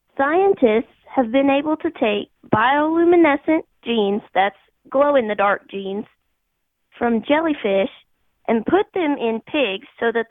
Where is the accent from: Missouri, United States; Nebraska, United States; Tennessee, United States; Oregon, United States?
Missouri, United States; St. Louis; I'm from the St. Louis area.